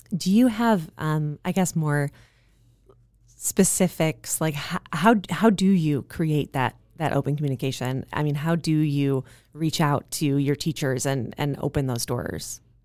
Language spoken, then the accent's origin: English; Midwest, United States; now in Santa Monica, United States; I am also a Midwesterner.